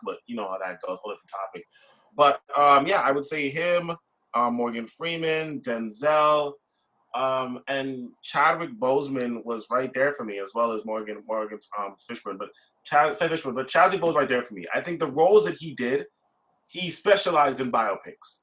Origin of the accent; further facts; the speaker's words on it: Brampton, Ontario, Canada; I grew up in Brampton my whole life